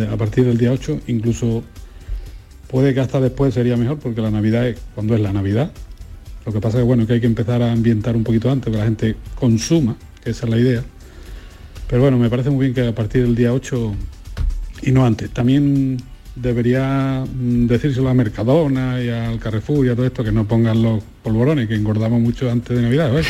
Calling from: Cádiz, Andalusia, Spain; de Cádiz.

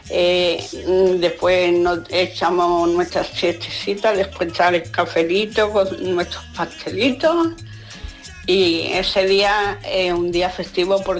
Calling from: Seville, Andalusia, Spain; de Sevilla.

